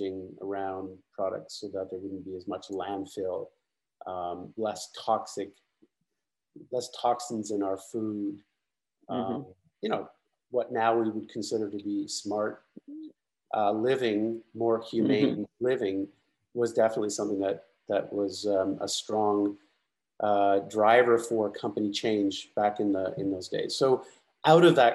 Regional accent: Canada; moved away; I'm originally from Canada. I went to university in Canada

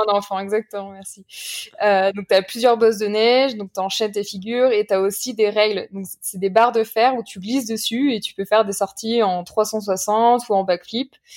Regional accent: Saint-Martin-d'Uriage, Auvergne-Rhône-Alpes, France; mes amis d'enfance avec qui j'ai grandi à Saint-Martin-du-Riage en bas de champs rousses Enfin, plus précisément à, côté de Grenoble

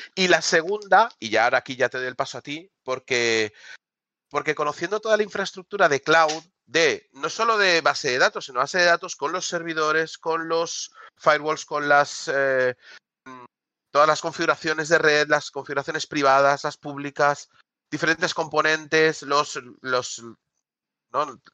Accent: Barcelona, Catalonia, Spain; yo soy de Barcelona

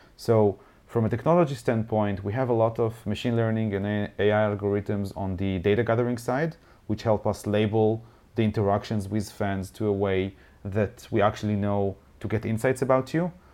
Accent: Haifa, Haifa District, Israel; I used to own a bar here in Haifa, my, my hometown.

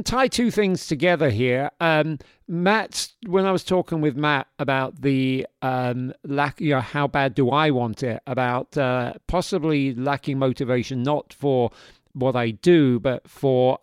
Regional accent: London, United Kingdom; moved away as an adult; also born or lived in Yorkshire; now in New York, United States; I am from South London. Actually, I was born in Yorkshire, but I was raised in South London. I lived there from the age of 2 to the age of 22 or 23 when I came to New York.

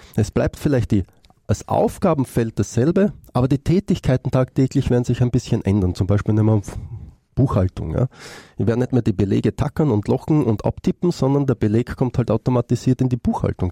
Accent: Austria; Ich komme aus Österreich

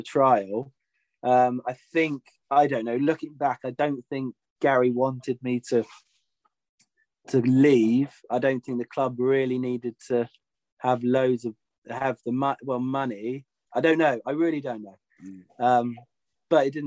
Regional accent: Yeovil, South West England, United Kingdom; growing up in the Yeovil area

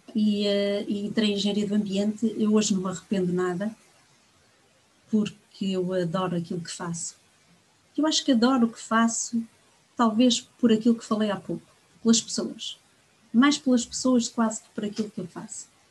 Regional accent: Viana do Castelo, Norte, Portugal; moved away as an adult; now in Angola; Nasci no Minho, por isso sou minhota de berço, mas acima de tudo sou angolana de coração.

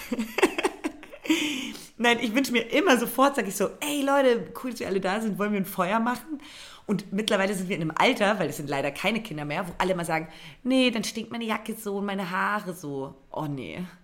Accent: Brandenburg, Germany; In Brandenburg, um genau zu sein. Und habe da auch zum Grillen eingeladen.

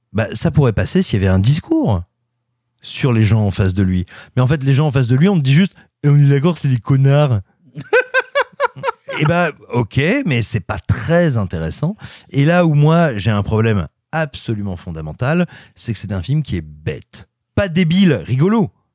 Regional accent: France; also born or lived in Auvergne / Burgundy; je suis né en Auvergne, et j'ai grandi entre l'Auvergne et la Bourgogne

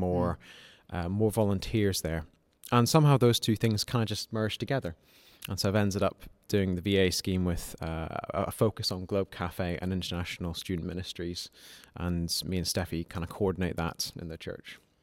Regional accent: Malawi; moved away as an adult; now in Nottingham, United Kingdom; I came from Malawi, where I'd grown up, and I came to study medicine at University of Nottingham.

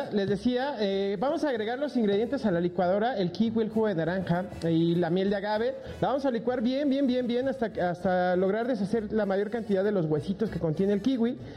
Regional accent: Culiacán, Sinaloa, Mexico; Es que somos de Culiacán, así nos educaron.

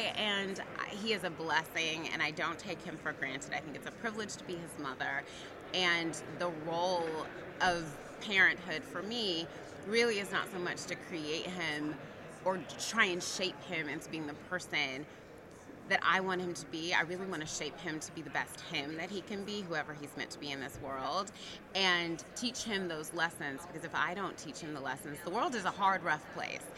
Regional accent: Atlanta, Georgia, United States; moved away as an adult; also born or lived in Virginia / Tennessee / Texas / California; now in New York, United States; I am originally from Atlanta, Georgia

